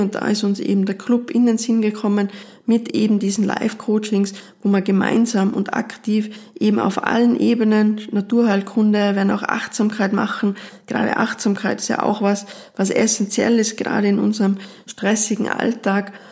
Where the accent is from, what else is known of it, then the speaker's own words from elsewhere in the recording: Tyrol, Austria; bei uns in Tirol